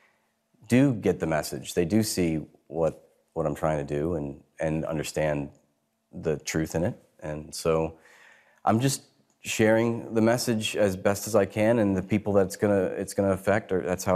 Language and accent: English; United States; also born or lived in New York; I come from the United States.